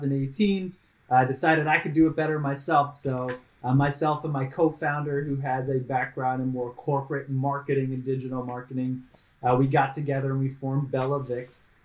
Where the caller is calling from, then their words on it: Raleigh, North Carolina, United States; No, I'm blessed. I'm in Raleigh, North Carolina, on the east coast of the United States, and it's it's about like 17 degrees C